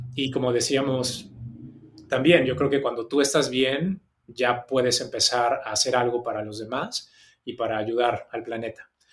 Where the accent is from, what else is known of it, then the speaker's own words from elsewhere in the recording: Mexico City, Mexico; moved away as an adult; also born or lived in Australia; now in Sydney, Australia; yo soy de la Ciudad de México, nací ahí, viví ahí hasta los 24